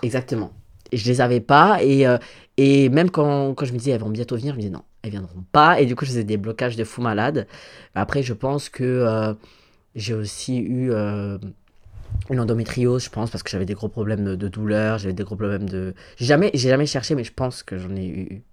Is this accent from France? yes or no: yes; Valmont, Grand Est, France; j'ai grandi euh, à Valmont, dans, en Moselle